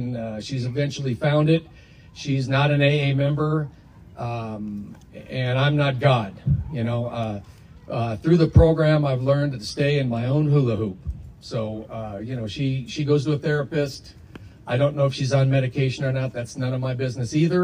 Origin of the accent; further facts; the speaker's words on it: Minneapolis, Minnesota, United States; We hail from Minneapolis, Minnesota